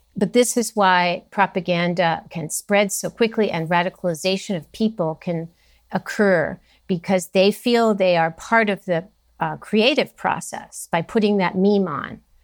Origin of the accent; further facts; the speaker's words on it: Los Angeles, California, United States; I grew up in California, Southern California